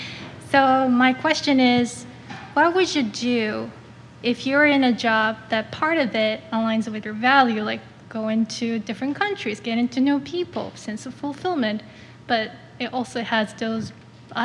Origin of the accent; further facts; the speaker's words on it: Japan; moved away as an adult; now in Chicago, United States; I'm originally from Japan. I moved in here last year